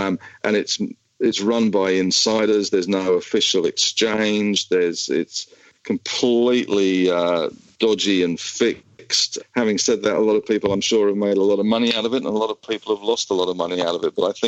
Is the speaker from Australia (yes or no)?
yes; Australia; but we are Australian, we have the ASX